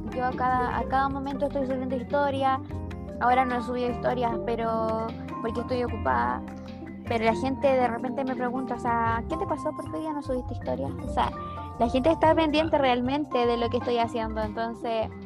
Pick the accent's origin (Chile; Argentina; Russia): Chile; born or raised there